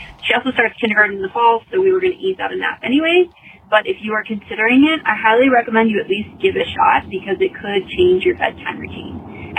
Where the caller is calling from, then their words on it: Texas, United States; I'm calling from Texas.